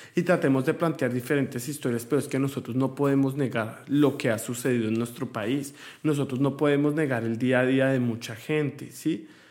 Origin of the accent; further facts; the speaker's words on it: Colombia; now in United States; Yo me siento orgulloso de mi tierra